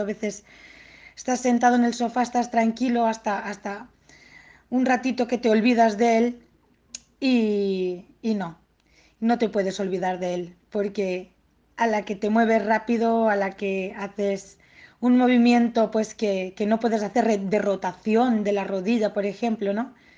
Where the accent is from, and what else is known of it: Tortosa, Catalonia, Spain; born or raised there; moved away as an adult; now in Barcelona, Spain